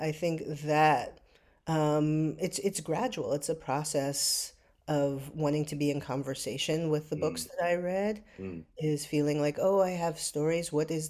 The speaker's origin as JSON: {"language": "English", "town": "New York City", "region": "New York", "country": "United States", "tie": "born or raised there", "said": "I did. I grew up in New York City. I grew up in a moment when there was an abundance of theater that was close by."}